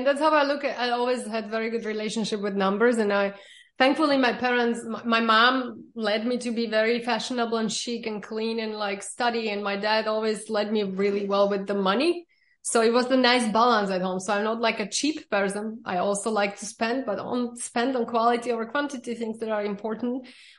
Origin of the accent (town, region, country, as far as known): Slovakia; born or raised there; also born or lived in Germany / New York; now in Miami Beach, United States